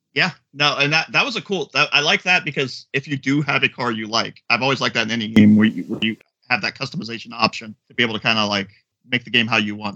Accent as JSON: {"language": "English", "region": "Florida", "country": "United States", "said": "I am from Florida."}